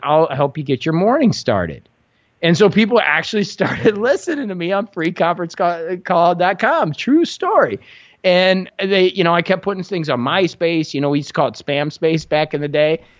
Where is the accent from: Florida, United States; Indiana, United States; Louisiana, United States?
Indiana, United States; moved away; I come from Indiana, very small town, thirty thousand people. My parents were both factory workers